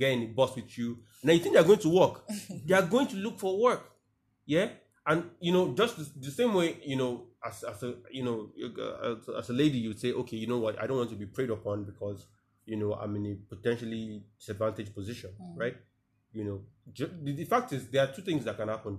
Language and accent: English; Nigeria; being a Nigerian